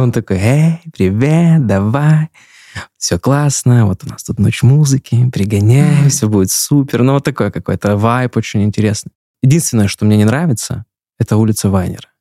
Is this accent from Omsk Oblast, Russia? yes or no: yes; Omsk, Omsk Oblast, Russia; moved away as an adult; now in Yekaterinburg, Russia; я из Омска сам